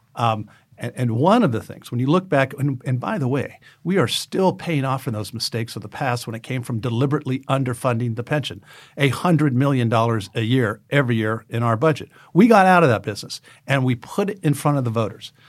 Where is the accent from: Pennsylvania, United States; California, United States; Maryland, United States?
California, United States; Oxnard; I grew up in Oxnard, California